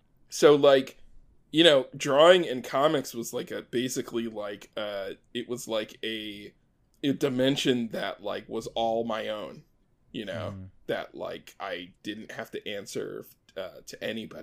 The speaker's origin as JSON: {"language": "English", "region": "Maryland", "country": "United States", "tie": "born or raised there", "said": "I grew up in Maryland. I grew up in a couple different places. My family moved around a lot when I was a kid, but we sort of ended up in the East Coast of the U.S. in Maryland"}